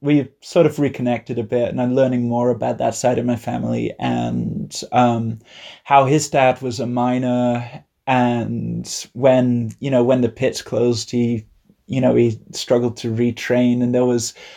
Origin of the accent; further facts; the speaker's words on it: Leicester, East Midlands, United Kingdom; I'm from Leicester